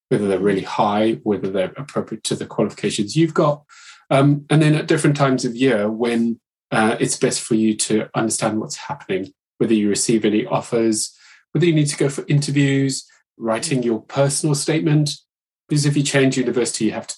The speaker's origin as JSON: {"language": "English", "country": "Zimbabwe", "moved": "as an adult", "lives_now": "United Kingdom", "said": "I was an international student back when I went to university. I'm from Zimbabwe originally"}